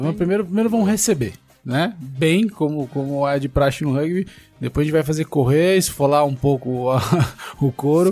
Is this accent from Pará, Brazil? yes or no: no; São José dos Campos, São Paulo, Brazil; sou de São José dos Campos, lá tinha um rugby é, bastante fervoroso ali nas, nas categorias de base